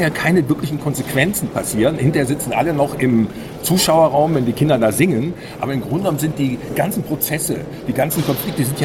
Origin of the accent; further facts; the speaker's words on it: Düsseldorf, North Rhine-Westphalia, Germany; ich bin in Düsseldorf selber aufgewachsen.